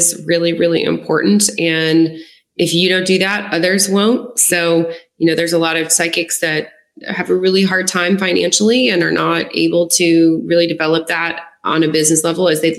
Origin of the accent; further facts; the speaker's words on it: Lafayette, United States; moved away as an adult; also born or lived in Denver; now in Los Angeles, United States; my hometown of Lafayette, where I was living at the town at the time